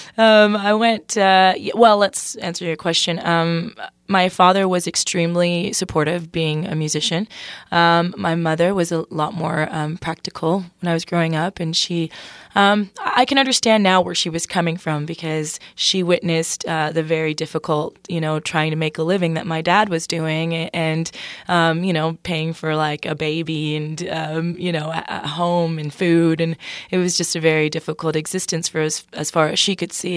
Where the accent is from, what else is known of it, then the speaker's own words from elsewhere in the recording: Toronto, Ontario, Canada; moved away as an adult; now in Nashville, United States; I'm from Toronto